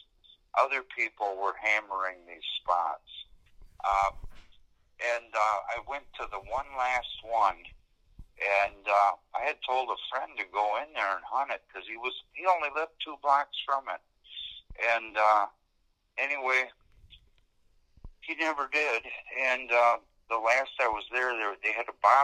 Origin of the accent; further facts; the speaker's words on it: Wisconsin, United States; now in Montana, United States; originally I'm from Wisconsin